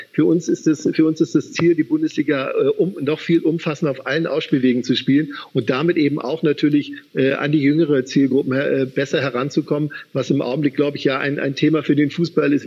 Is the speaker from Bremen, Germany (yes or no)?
no; Upper Bavaria, Germany; ich bin Oberbayer